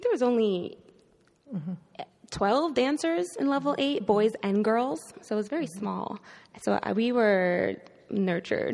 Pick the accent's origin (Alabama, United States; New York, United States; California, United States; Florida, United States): New York, United States; New York City; now in San Francisco, United States; I grew up in New York City